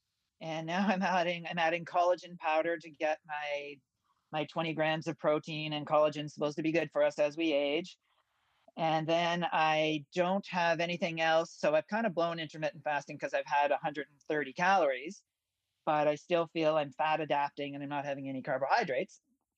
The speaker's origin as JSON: {"language": "English", "region": "Ontario", "country": "Canada", "said": "I'm from Ontario, so I have a meat delivery service once a month."}